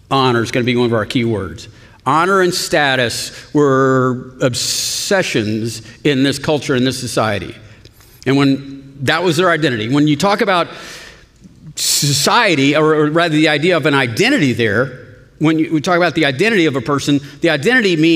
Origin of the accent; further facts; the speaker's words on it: Austin, Texas, United States; I'm an Austinite, you know? We don't say Austin, Texas, we just say Austin. I'm from Austin, but, and I'm a Christian.